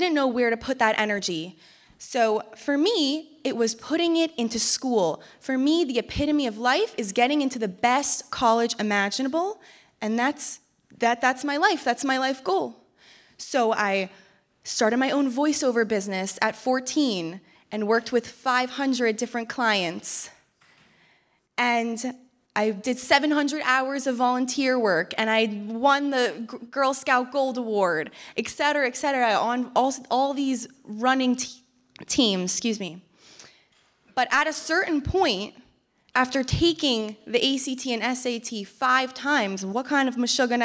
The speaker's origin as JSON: {"language": "English", "town": "Canton", "region": "Georgia", "country": "United States", "tie": "born or raised there", "said": "So I grew up in Canton, Georgia, which is a small rural town in Georgia, about an hour north of here"}